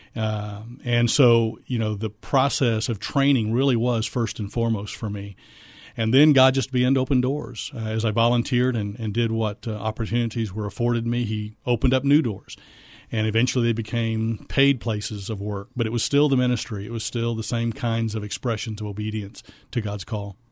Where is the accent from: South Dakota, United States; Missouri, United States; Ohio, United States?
Missouri, United States; moved away as an adult; also born or lived in Fort Worth, Texas; now in San Antonio, United States; I'm originally from Missouri